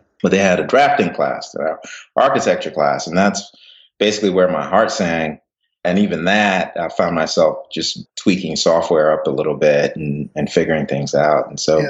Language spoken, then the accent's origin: English; Ghana; also born or lived in England; now in United States; So I was born in England, moved to West Africa, Ghana, and then moved to the U.S.